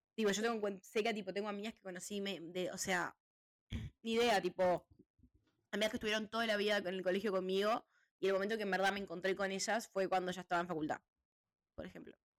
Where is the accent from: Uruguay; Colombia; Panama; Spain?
Uruguay; moved away; Y yo le dije de Uruguay